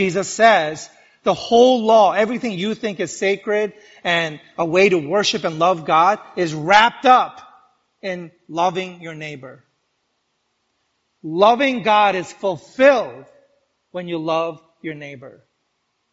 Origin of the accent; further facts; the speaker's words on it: New York, United States; I'm a New Yorker